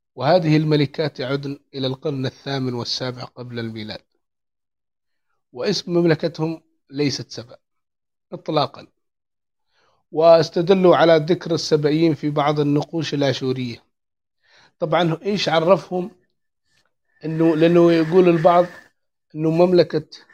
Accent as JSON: {"language": "Arabic", "country": "Yemen", "said": "عندنا في اليمن"}